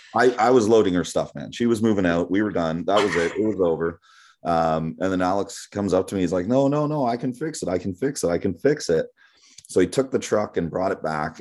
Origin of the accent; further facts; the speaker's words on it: Toronto, Ontario, Canada; moved away as an adult; I'm born and raised in Toronto.